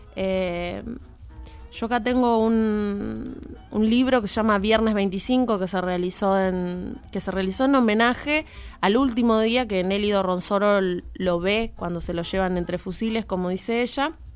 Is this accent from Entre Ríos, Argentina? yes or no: no; Jáuregui, Buenos Aires Province, Argentina; Yo, siendo de Luján, yo soy de Jauregui específicamente